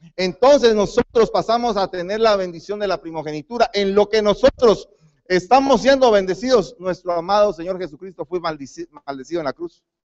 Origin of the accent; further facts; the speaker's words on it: Guatemala; moved away; Yo soy guatemalteco